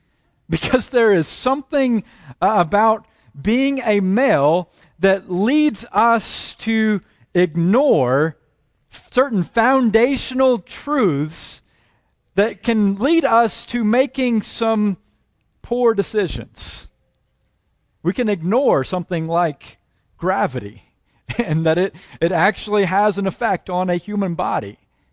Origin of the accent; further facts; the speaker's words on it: Oklahoma, United States; accent: Southern; also born or lived in Texas; have worked very hard at attempting to lose my Southern accent. And I've done that not because I'm embarrassed of having been born in Texas and raised in Oklahoma, well, maybe the Oklahoma part